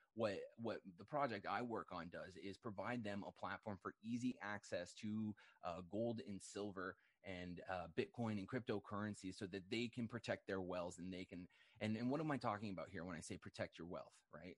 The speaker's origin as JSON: {"language": "English", "country": "Canada", "said": "I'm a Canadian"}